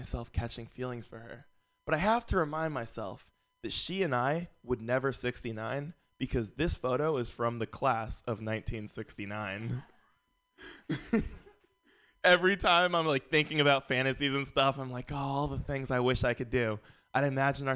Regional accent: San Francisco, California, United States; I grew up here in San Francisco

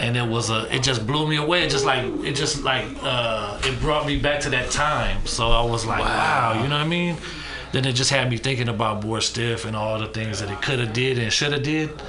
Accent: San Francisco, California, United States; me growing up in Fillmore and me working on Market Street, I know a lot of Frisco cats

